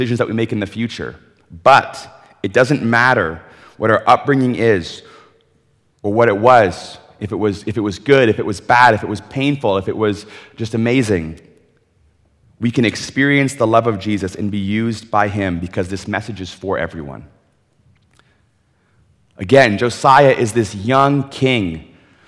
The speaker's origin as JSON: {"language": "English", "region": "Ontario", "country": "Canada", "tie": "born or raised there", "moved": "as an adult", "lives_now": "British Columbia, Canada", "said": "I grew up in Ontario"}